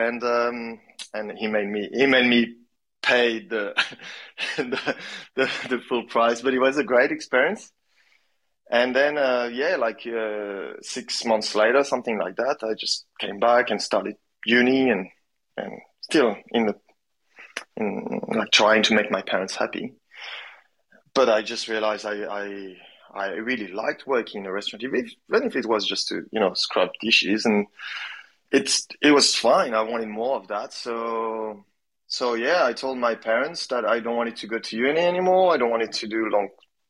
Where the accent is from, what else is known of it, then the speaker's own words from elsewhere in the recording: Brittany, France; I come from Brittany, so from the northwest of France where, you know, it's all about fish and cider and English weather, basically.